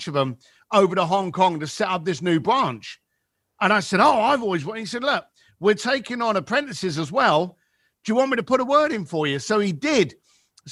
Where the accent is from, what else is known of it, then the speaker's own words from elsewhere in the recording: London, United Kingdom; moved away; So I was raised in East London, the shitty end.